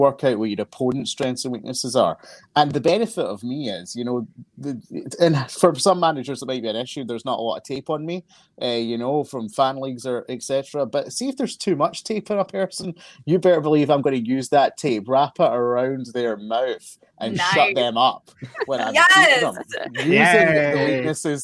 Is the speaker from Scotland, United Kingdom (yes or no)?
yes; Glasgow, Scotland, United Kingdom; I am from Glasgow in Scotland.